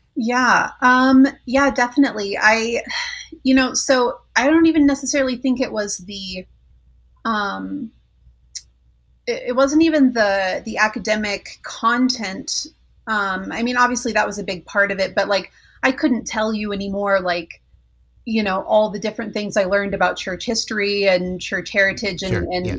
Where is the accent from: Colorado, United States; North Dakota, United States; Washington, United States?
Colorado, United States; Colorado Springs; moved away as an adult; also born or lived in Orange County, California; I grew up in Colorado Springs